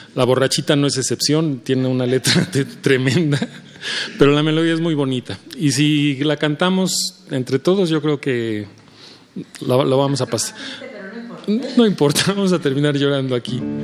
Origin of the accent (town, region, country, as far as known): Mexico